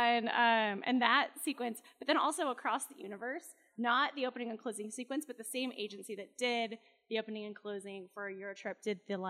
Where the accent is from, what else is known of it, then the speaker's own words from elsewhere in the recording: Utah, United States; also born or lived in Boston, Massachusetts / Los Angeles, California; basically grew up here. I moved here when I was like 10, because my whole family's here